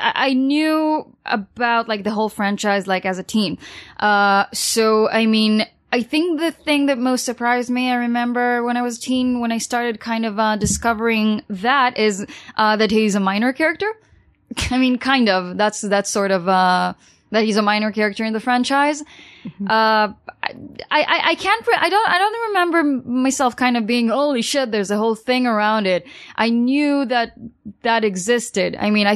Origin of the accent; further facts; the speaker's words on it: New York, United States; born there; also born or lived in Los Angeles; I was born in New York, and I did live in Los Angeles